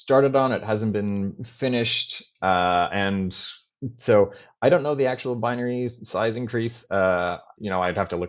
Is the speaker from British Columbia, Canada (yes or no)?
no; Toronto, Ontario, Canada; I grew up in Toronto, and I had a normal Canadian upbringing